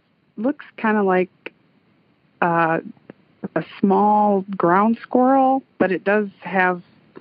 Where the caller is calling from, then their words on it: McMinnville, Tennessee, United States; I'm calling from Tennessee, around Nashville.